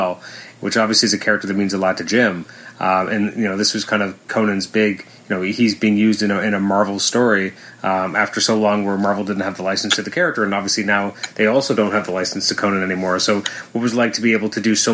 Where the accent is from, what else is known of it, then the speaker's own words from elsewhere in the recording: Canada; I'm a Canadian